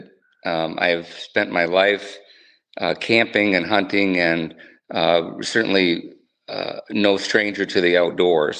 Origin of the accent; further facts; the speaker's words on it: Northfield, Minnesota, United States; moved away as an adult; also born or lived in Southwest Wyoming / Southern Pines, North Carolina; I grew up in Northfield, Minnesota, went to school there